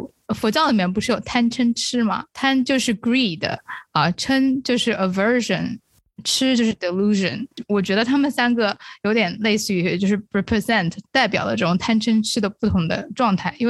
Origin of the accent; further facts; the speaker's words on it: China; 可能作为中国人或者是作为亚洲人，我们看啊武打戏看的很多嘛